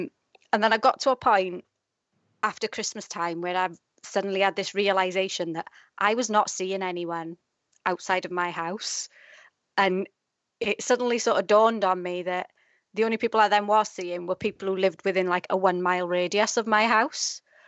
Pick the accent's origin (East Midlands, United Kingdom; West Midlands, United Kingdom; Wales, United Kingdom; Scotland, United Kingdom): Wales, United Kingdom; moved away as an adult; now in Doncaster, United Kingdom; I live in Doncaster, but I'm originally from South Wales. I moved here sort of 10 years ago, and I can't quite shake my accent off, although when I go home, they tell me I'm Northern.